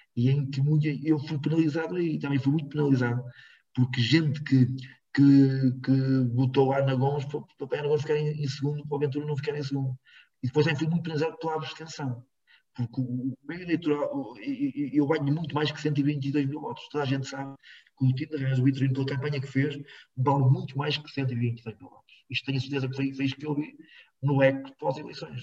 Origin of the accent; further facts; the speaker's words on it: Rans, Norte, Portugal; em Rãs, na escola primária onde eu andei, em Rãs